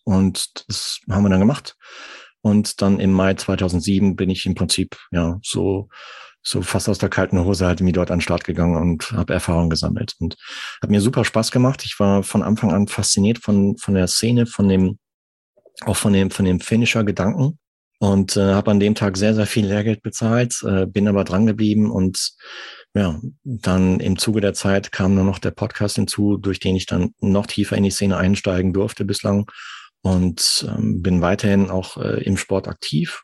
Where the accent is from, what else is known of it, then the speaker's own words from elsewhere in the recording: Arnsberg, North Rhine-Westphalia, Germany; moved away as an adult; also born or lived in Munich; now in France; ich komme aus dem Sauerland, aus Nordrhein-Westfalen, gebürtig